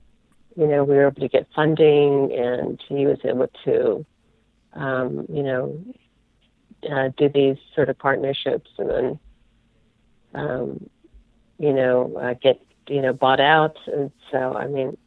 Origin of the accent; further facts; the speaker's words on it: Bay Area, Northern California, United States; also born or lived in Napa; I'm a Northern California girl. I grew up in the Bay Area